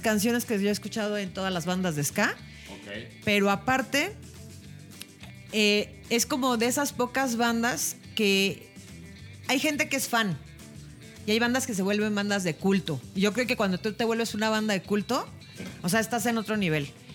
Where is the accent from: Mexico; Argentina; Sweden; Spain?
Mexico; somos mexicanos